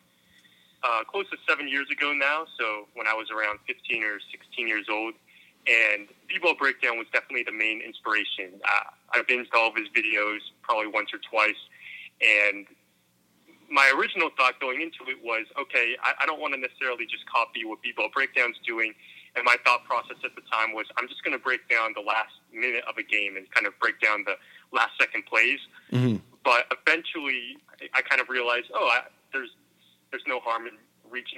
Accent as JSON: {"language": "English", "town": "Los Angeles", "region": "California", "country": "United States", "tie": "born or raised there", "said": "I grew up in Los Angeles, California."}